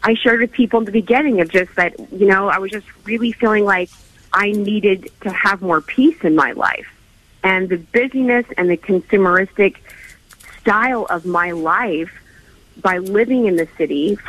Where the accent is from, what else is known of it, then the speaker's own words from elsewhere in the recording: Oklahoma, United States; moved away; I was personally born and raised in Oklahoma on a farm